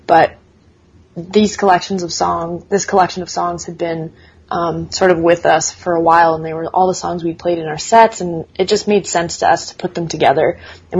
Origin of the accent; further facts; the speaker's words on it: Canada; being Canadian